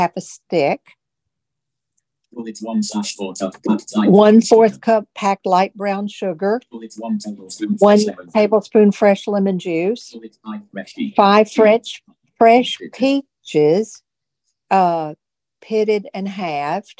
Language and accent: English; Tennessee, United States; moved away; I grew up in Tennessee